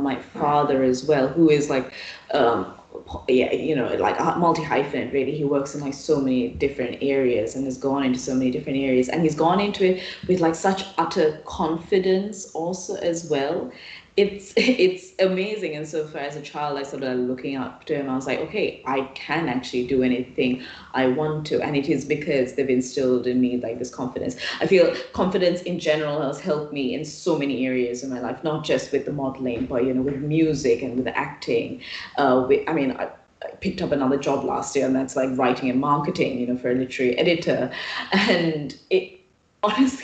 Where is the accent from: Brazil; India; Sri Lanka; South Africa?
Sri Lanka; moved away as an adult; I come from Sri Lanka